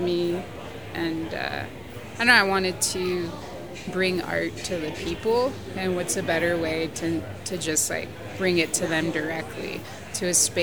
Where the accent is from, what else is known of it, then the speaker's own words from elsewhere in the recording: United States; I was born here